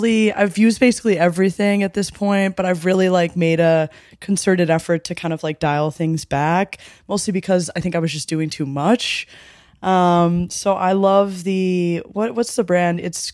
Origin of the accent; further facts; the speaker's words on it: Midwest, United States; I'm from the Midwest, so horchata's a little like too spicy for me, a little too feisty.